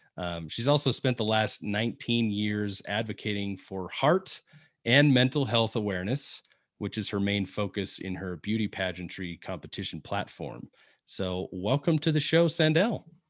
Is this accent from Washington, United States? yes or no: yes; Seattle, Washington, United States; I'm from Seattle